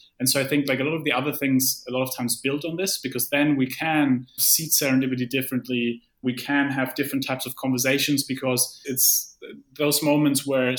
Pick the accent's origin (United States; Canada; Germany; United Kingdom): Germany; I come from Germany